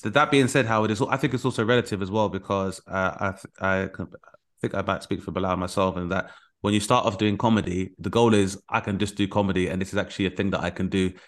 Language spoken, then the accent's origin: English; United Kingdom; as a British person